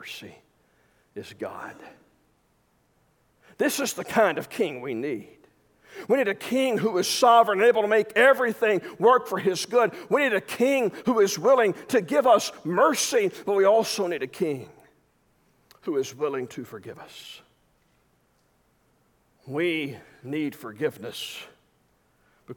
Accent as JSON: {"language": "English", "region": "Arkansas", "country": "United States", "said": "I'm from Arkansas"}